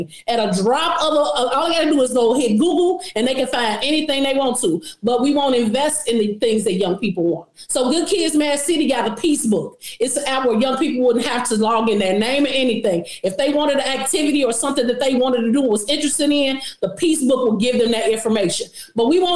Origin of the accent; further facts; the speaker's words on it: Chicago, Illinois, United States; I lived in the Low End. My neighborhood school was a block away going east